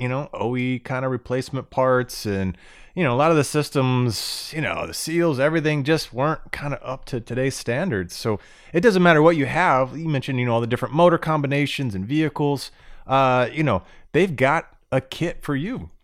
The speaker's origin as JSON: {"language": "English", "region": "Florida", "country": "United States", "tie": "born or raised there", "said": "I grew up in Florida"}